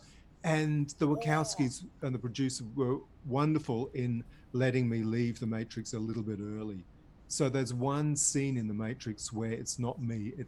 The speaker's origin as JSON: {"language": "English", "area": "Devon", "region": "South West England", "country": "United Kingdom", "tie": "born or raised there", "also_born_or_lived": "Berry, New South Wales, Australia", "moved": "yes", "lives_now": "Australia", "said": "where I grew up in Devon, in England"}